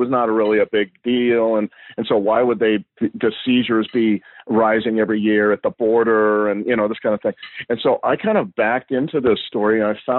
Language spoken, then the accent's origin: English; California, United States; also born or lived in Mexico; I grew up in California, went to UC Berkeley.